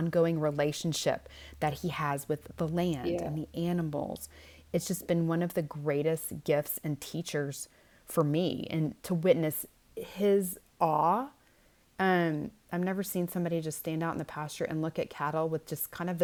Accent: Houston, Texas, United States; moved away as an adult; now in West Texas, United States; I grew up in Houston, which is one of the largest cities in the world, certainly in the United States

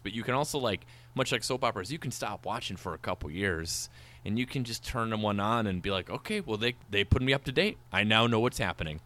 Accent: Minnesota and Wisconsin, Midwest, United States; we grew up in Minnesota and Wisconsin

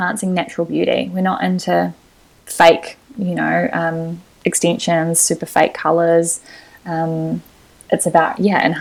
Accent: Lower Hutt, Wellington, New Zealand; moved away as an adult; now in Auckland, New Zealand; I'm from Lower Hutt, so I would visit Wellington a lot to see my family

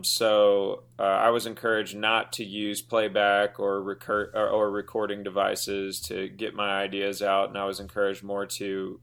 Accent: Houston, Texas, United States; now in Los Angeles, United States; in Houston, going to high school or middle school in Houston

